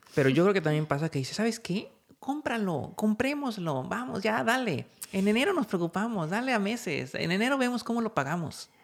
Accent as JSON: {"language": "Spanish", "country": "Mexico"}